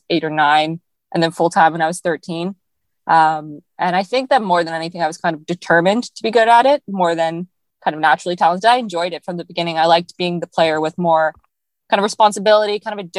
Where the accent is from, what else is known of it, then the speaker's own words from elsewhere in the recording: Ottawa, Ontario, Canada; moved away as an adult; now in Lecce, Italy; I was born and I was raised in Nepean, basically until I left for college. Then I left for Italy